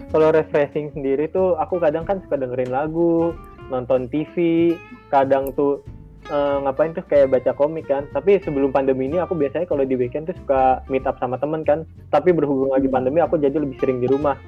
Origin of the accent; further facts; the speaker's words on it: South Tangerang, Banten, Indonesia; aku sendiri dari kota Tangerang Selatan